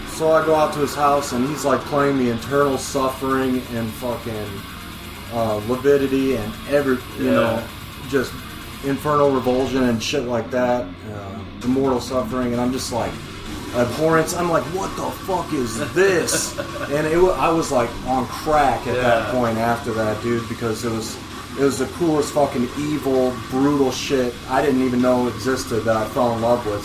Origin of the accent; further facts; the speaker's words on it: Quad Cities, United States; also born or lived in Carbondale, Illinois; I was moving from Carbondale to uh, back home to the Quad Cities